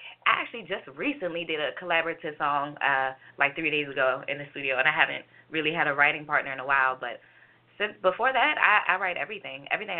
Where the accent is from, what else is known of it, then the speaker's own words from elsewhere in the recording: Los Angeles, California, United States; Yeah. Well, Woodland Hills now.